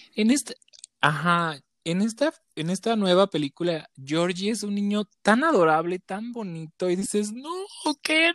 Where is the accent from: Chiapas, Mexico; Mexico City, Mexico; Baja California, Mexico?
Chiapas, Mexico; moved away; yo soy de Chiapas